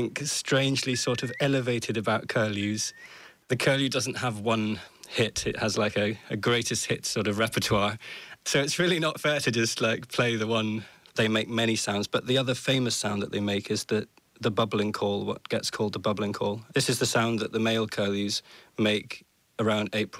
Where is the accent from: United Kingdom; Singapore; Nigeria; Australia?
United Kingdom; Orkney, Scotland; I grew up in Orkney, and just completely by accident almost, I was born and raised in this place